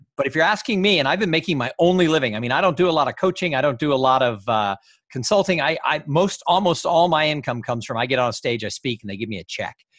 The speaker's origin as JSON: {"language": "English", "town": "Los Angeles", "region": "California", "country": "United States", "tie": "born or raised there", "moved": "yes", "said": "I grew up in Los Angeles"}